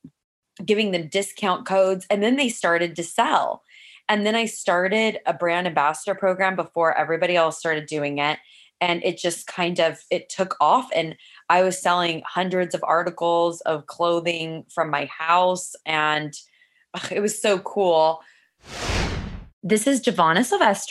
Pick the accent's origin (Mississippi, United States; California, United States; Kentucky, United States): California, United States; San Luis Obispo; also born or lived in Los Angeles; I grew up in San Luis Obispo, California